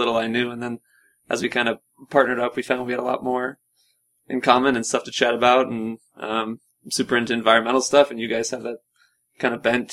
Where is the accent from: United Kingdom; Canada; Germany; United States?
United States; Wheaton, Illinois; also born or lived in Boston, United States; now in Flagstaff, United States; From Wheaton, Illinois. So outside of Chicago.